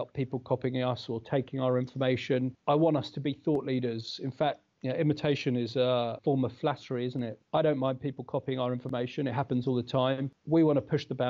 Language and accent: English; United Kingdom; moved away as an adult; now in New Zealand; I'm British.